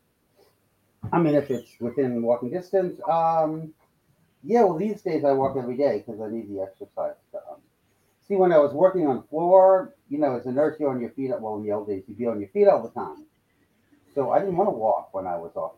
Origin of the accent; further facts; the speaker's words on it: Deep South, United States; I'm from the Deep South